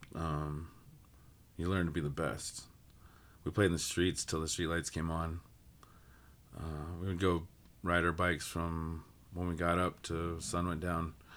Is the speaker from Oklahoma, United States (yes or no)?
yes; Cushing, Oklahoma, United States; moved away; growing up in Cushing, which was a small town